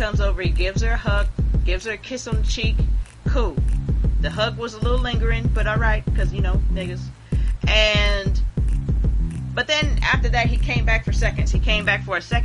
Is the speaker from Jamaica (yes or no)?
yes; Jamaica; I'm Jamaican. So, I'm also Jamaican.